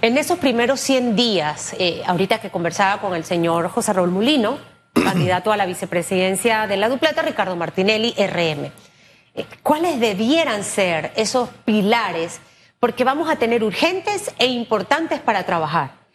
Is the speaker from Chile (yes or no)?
no; Panama